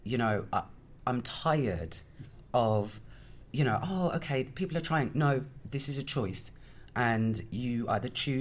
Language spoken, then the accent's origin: English; Birmingham, West Midlands, United Kingdom; now in Bristol, United Kingdom; I'm originally from Birmingham, but I live in Bristol.